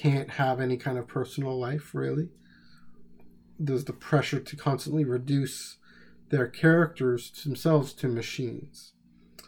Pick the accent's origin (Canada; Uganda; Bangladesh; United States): Canada; I'm Canadian